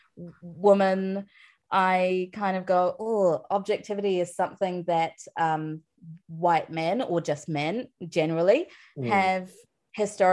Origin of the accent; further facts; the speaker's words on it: New Delhi, Delhi, India; now in New Zealand; myself as an Indian, as a person from New Delhi